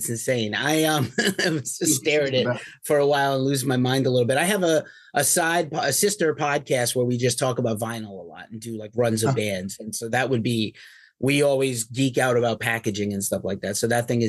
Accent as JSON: {"language": "English", "town": "New York City", "region": "New York", "country": "United States", "moved": "yes", "lives_now": "California, United States", "said": "I'm from New York City originally. I live in California now."}